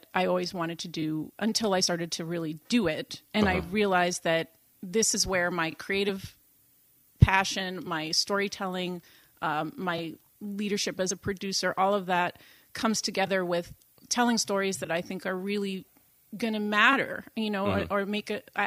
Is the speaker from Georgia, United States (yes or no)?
no; Boston, Massachusetts, United States; accent: Boston; first language English; also born or lived in Sweden; now in Saugatuck, United States; I grew up in Boston